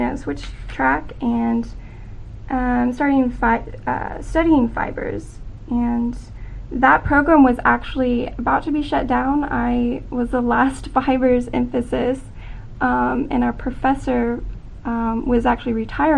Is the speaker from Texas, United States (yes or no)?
no; Branson, Missouri, United States; I am from Branson, Missouri